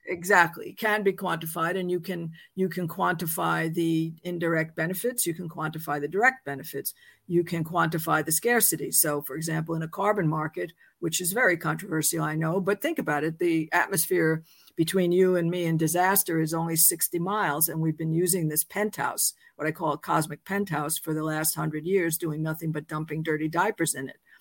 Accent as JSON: {"language": "English", "town": "New York City", "region": "New York", "country": "United States", "tie": "born or raised there", "said": "I was born in New York City, um, I went to public schools"}